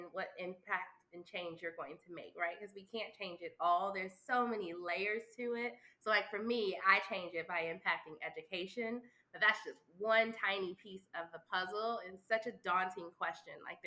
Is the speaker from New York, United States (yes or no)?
yes; New York City, New York, United States; I'm from Harlem, thick in the hood of Harlem, but I didn't have a hood experience growing up